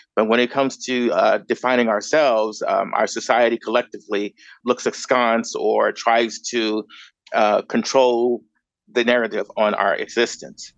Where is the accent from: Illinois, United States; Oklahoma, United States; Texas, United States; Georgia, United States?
Illinois, United States; Chicago; moved away as an adult; also born or lived in Grand Rapids, Michigan; now in Los Angeles, United States; I was born and raised in Chicago